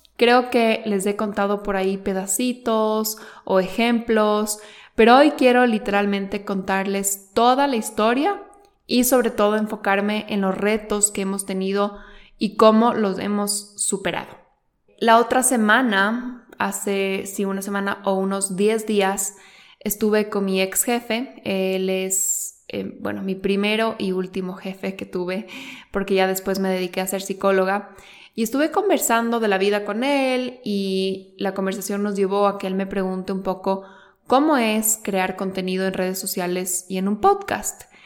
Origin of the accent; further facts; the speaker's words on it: Quito, Pichincha, Ecuador; los dos somos ecuatorianos, los dos somos de Quito. Eh, somos de diferentes colegios